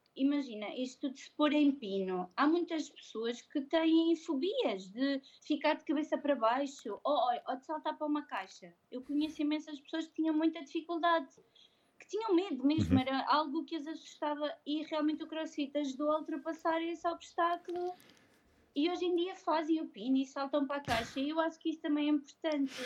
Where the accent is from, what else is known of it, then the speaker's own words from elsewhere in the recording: Madeira, Portugal; now in Coimbra, Portugal; eu não sou de cá, eu sou madeirense